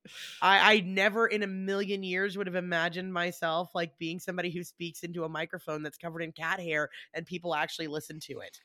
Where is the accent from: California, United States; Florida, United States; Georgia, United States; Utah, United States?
Georgia, United States; Atlanta; we're from Atlanta